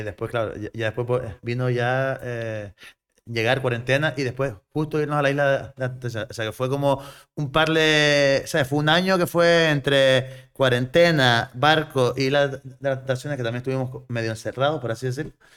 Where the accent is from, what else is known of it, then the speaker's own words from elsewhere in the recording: south of Gran Canaria, Canary Islands, Spain; also born or lived in Arguineguín / Cádiz; yo soy un chaval de, del sur de Gran Canaria, eh, me crié en Arguineguín y, y después a los diez añitos me fui para Puerto Rico, zona turística